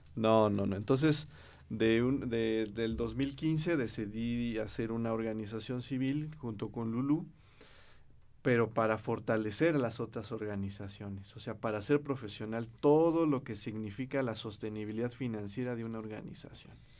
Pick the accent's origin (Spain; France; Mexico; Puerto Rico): Mexico; Cuautitlán Izcalli, State of Mexico; primero fui director de un instituto de la juventud en Cuautitlán Izcalli, donde y, de donde yo soy.